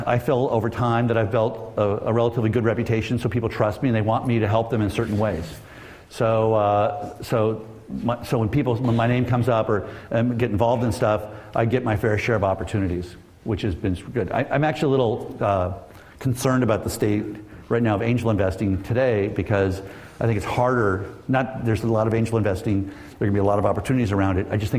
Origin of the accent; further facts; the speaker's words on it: Southern California, United States; this dynamic world that I grew up in Southern California